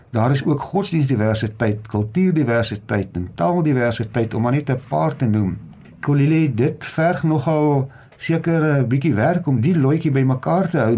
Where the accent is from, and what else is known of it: South Africa